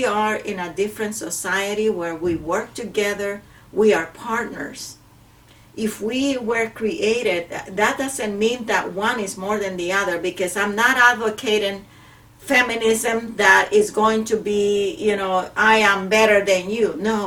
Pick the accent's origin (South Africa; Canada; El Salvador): El Salvador; moved away; I come from Central America, from El Salvador, where male and females are treated completely different